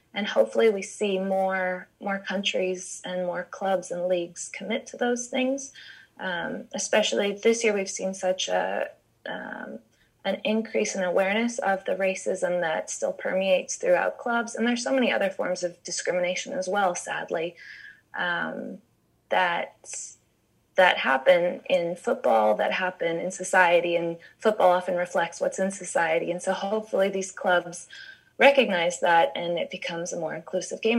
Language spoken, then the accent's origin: English; United States; I'm American